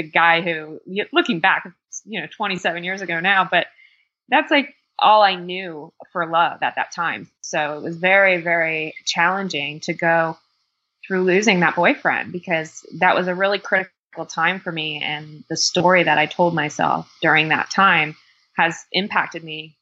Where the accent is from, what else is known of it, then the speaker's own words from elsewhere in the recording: Miami, Florida, United States; also born or lived in Fort Lauderdale; I was born and raised in Miami and kind of the suburbs of Fort Lauderdale